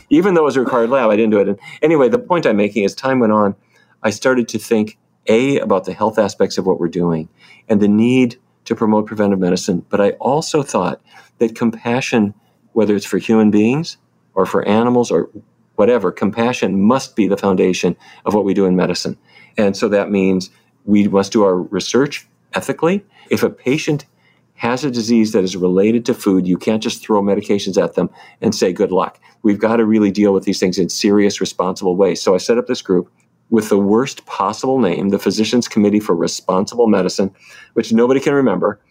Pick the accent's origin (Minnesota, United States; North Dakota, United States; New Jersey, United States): North Dakota, United States; Fargo; moved away; I grew up in North Dakota